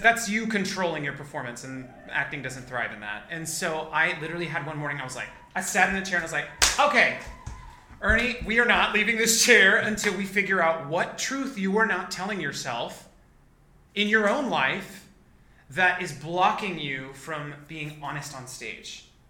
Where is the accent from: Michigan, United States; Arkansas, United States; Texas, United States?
Texas, United States; McAllen; moved away as an adult; also born or lived in Corpus Christi, Texas / Oklahoma City, Oklahoma; I moved to McAllen, Texas, down in the Rio Grande Valley um, which is a border town um, by uh, the Gulf of Mexico and Mexico. Uh, I moved there when I was like in third grade